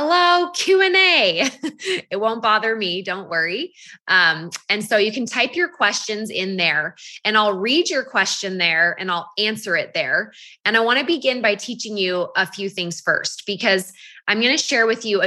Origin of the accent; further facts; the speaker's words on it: Half Moon Bay, California, United States; also born or lived in Utah; now in Draper, United States; I'm actually born and raised in Northern California, a little town called Half Moon Bay. That's where I grew up.